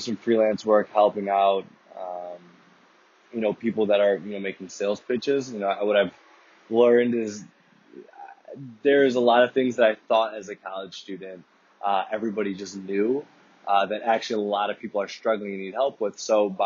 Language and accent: English; Chicago, Illinois, United States; I am from Chicago, Illinois